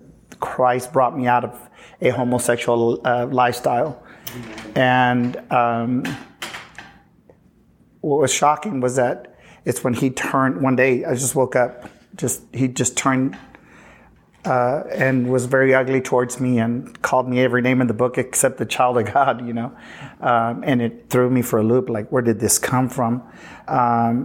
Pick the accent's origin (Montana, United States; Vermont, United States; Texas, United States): Texas, United States; Uvalde; moved away; also born or lived in Houston, Texas; I'm originally from Uvalde